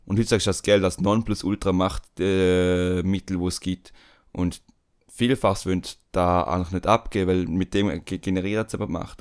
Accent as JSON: {"language": "German", "country": "Switzerland", "said": "bei uns in der Schweiz"}